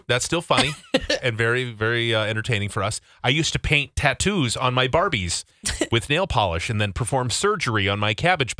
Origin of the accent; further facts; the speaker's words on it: New Jersey, United States; My cousin grew up on a farm, but I grew up in Jersey.